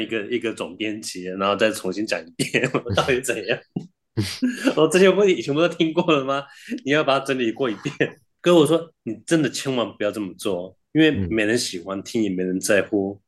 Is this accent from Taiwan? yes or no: yes; New Taipei, Taiwan; 回台北感觉， 上次回新北市的时候